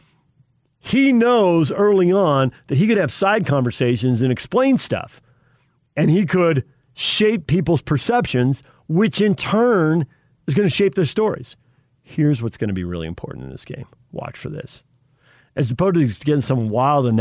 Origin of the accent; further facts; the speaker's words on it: Sun Belt, United States; now in Utah, United States; I grew up in the Sun Belt